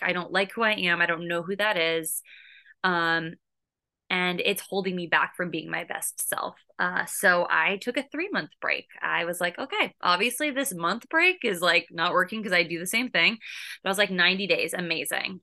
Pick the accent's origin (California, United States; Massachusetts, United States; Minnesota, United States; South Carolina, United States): California, United States; moved away as an adult; also born or lived in Boston; now in New York City, United States; I live in New York City. I'm originally from California.